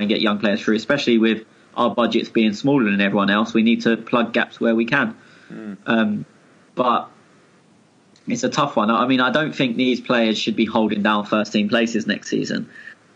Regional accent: England, United Kingdom; as an Englishman

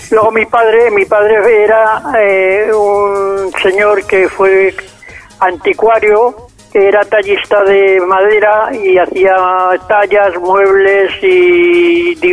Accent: Zaragoza, Aragon, Spain; soy un zaragozano, nacido en el año 1948, un 25 de enero, en un caserón en la parte vieja de la ciudad, detrás del aseo y detrás de la casa del general Palafós

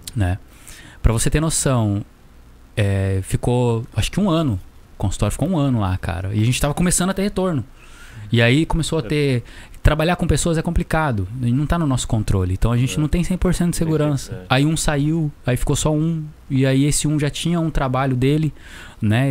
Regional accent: Taubaté, São Paulo, Brazil; Eu também sou de Taubaté

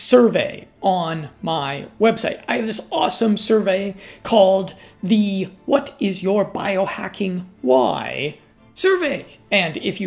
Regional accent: United States; I'm an American

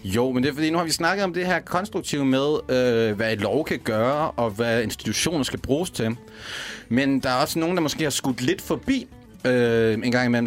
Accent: Denmark; now in Copenhagen, Denmark; som jyde

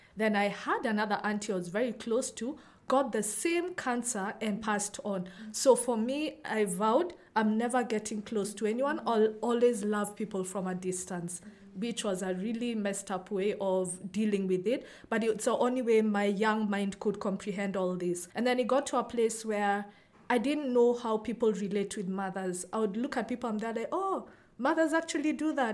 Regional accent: Nairobi, Kenya; born or raised there

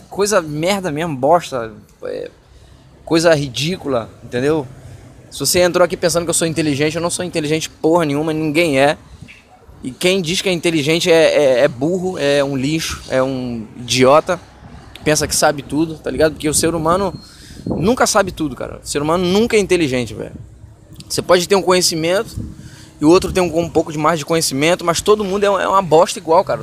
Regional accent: Rio de Janeiro, Brazil; moved away as an adult; now in Buenos Aires, Argentina; Sou do Rio de Janeiro

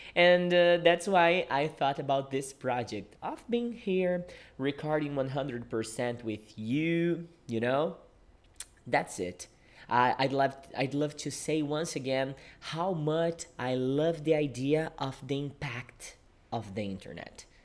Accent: Brazil; English is a second language; I am a Brazilian English teacher. Yeah, I teach English and I live in Brazil.

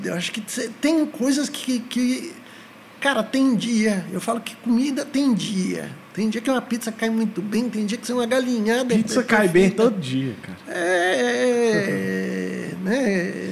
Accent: São Paulo, Brazil; now in Goiânia, Brazil; sou da capital.

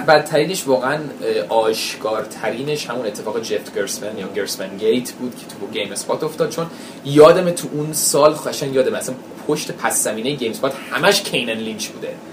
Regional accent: United States; first language English; Persian is a second language; منم متولد بزرگ شده اونجا بودم فارسیم که افتضاح بود انگلیسیم زبان مادریمه

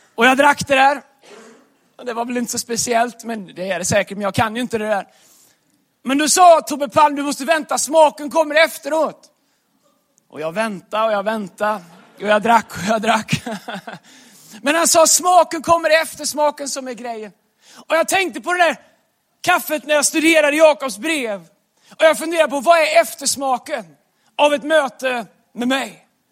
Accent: Västergötland, Västra Götaland, Sweden; accent: Västgötska; moved away; där jag kommer ifrån, västgötskan

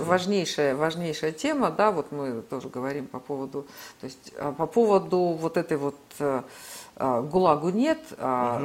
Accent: Omsk, Omsk Oblast, Russia; now in Moscow, Russia; я вот из Омска, да, это был крупнейший сибирский промышленный центр

